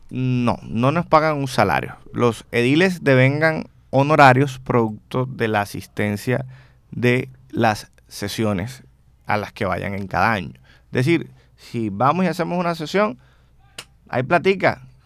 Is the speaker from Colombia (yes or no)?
yes; Barranquilla, Atlántico, Colombia; also born or lived in Tierralta, Córdoba, Colombia; una vez vinimos a Barranquilla, tuve la oportunidad de estudiar mi bachillerato, de estudiar eh, mi universidad, especializarme, bueno, hacer mi familia en Barranquilla